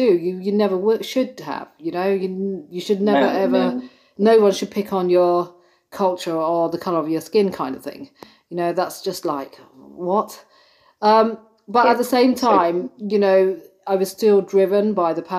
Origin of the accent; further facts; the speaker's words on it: London, United Kingdom; being born and brought up in London